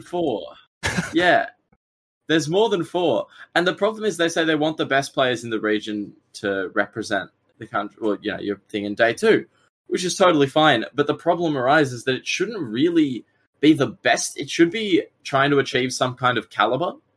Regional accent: Australia; I'm a player from Australia

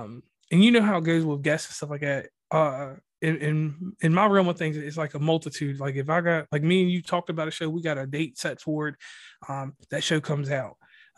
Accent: Virginia, United States; I'm from Virginia, so, you know, we got shrooms and shit.

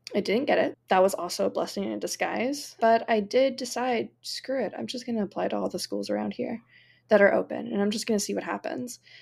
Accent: Florida, United States; I actually teach in my hometown

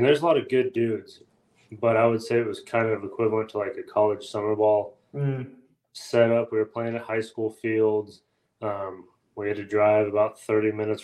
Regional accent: Richland, Washington, United States; I was born and raised in Richland, Washington, which is down in the southeastern side of the state

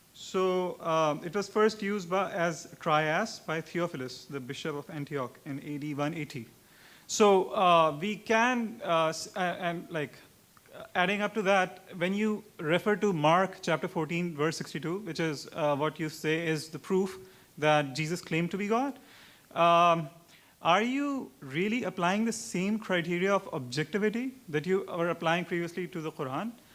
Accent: Pakistan; I'm from Pakistan

